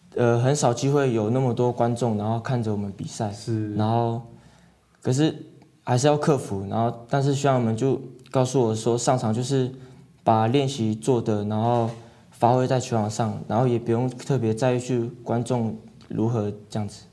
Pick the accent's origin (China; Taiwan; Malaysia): Taiwan; 小时候是在外婆家长大的这样子